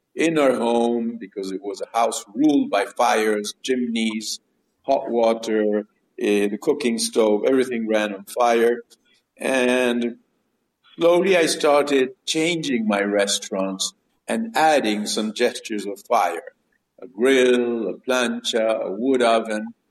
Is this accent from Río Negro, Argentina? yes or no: yes; Bariloche, Río Negro, Argentina; also born or lived in Buenos Aires, Argentina / Chicago, United States / Mendoza, Argentina; Yes, I grew up in Bariloche. I was born in Buenos Aires, then lived for some years in Chicago in America, and and then came to Patagonia when I was about uh, seven years old, and and I was sort of raised there.